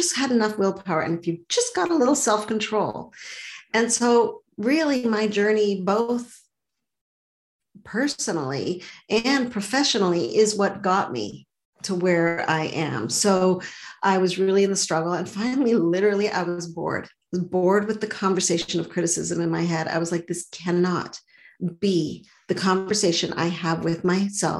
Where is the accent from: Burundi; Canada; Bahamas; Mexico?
Canada; Montreal, Quebec; now in Boston, United States; So I grew up in Montreal. I live in Boston now, but I grew up in Montreal.